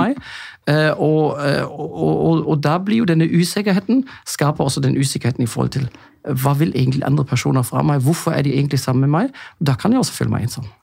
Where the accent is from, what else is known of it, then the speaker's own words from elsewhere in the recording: Germany; Norwegian is a second language; moved away as an adult; now in Norway; jeg er jo egentlig tysk